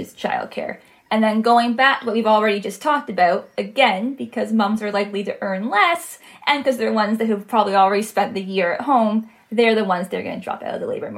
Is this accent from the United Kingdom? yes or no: no; Ontario, Canada; accent: Canadian; moved away; also born or lived in Quebec; I am from Canada. I'm not from Quebec. I'm from the province to the side, so Ontario